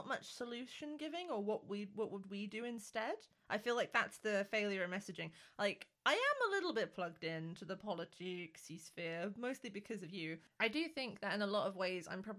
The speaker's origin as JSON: {"language": "English", "area": "the North", "region": "the north of England", "country": "United Kingdom", "moved": "yes", "said": "when I came down south and my accent was stronger, I definitely experienced being treated differently to how I was treated up north"}